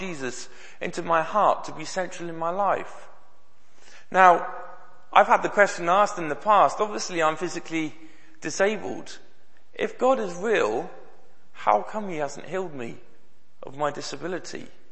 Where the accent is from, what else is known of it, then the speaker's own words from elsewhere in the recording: Bristol, South West England, United Kingdom; I grew up in Bristol, I used to go to the Bristol Children's Hospital very regularly